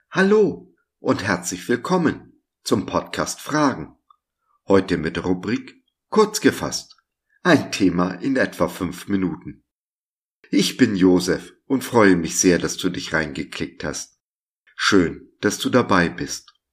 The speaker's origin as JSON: {"language": "German", "country": "Germany"}